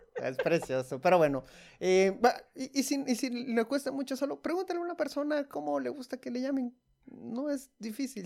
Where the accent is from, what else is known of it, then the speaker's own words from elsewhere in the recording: Guatemala; como guatemaltecos